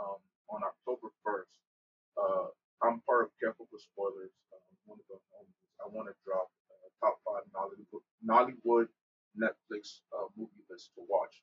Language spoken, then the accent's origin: English; New Jersey, United States; I'm from Jersey, but I have business in New York